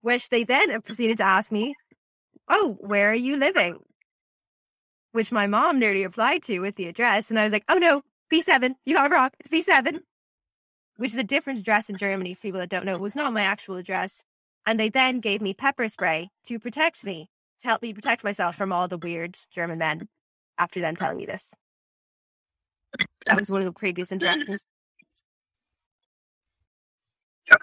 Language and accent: English; Dublin, Leinster, Ireland; He asked me where I was from, and I said Dublin.